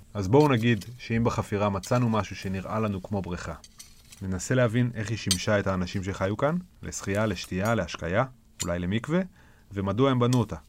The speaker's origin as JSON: {"language": "Hebrew", "town": "Ramat Rachel", "region": "Jerusalem District", "country": "Israel", "tie": "born or raised there"}